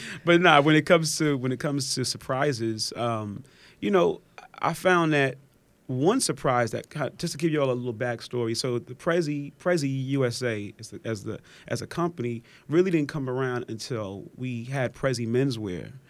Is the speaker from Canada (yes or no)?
no; New York City, New York, United States; moved away; also born or lived in Atlanta; I'm originally from Park Slope